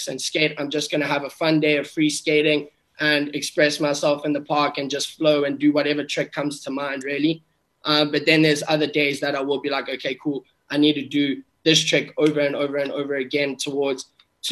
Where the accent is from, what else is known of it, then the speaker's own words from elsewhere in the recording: South Africa; I grew up in South Africa